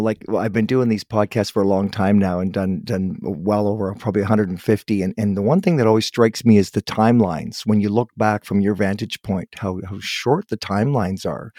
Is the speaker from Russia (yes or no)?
no; Toronto, Ontario, Canada; now in West Coast, Canada; I was born in Toronto, but I'm on the West Coast